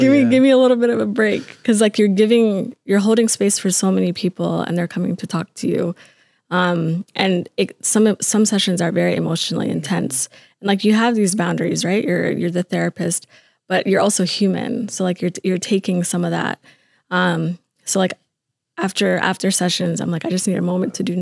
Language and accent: English; Atlanta, Georgia, United States; moved away as an adult; now in Minnesota, United States; I was born in Atlanta. Um, we sort of moved around, but I spent mo- a good a good chunk of my life growing up in Atlanta